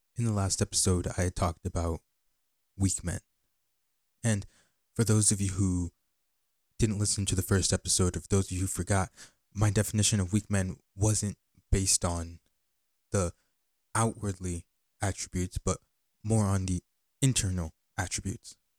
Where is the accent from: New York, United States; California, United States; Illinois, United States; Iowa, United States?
Iowa, United States; Bettendorf; also born or lived in Ghana; I live in Bettendorf, Iowa.